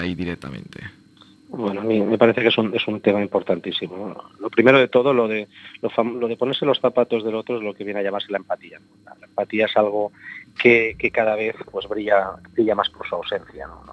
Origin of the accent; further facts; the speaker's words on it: Barcelona, Catalonia, Spain; yo vengo de Barcelona, del barrio de Gracia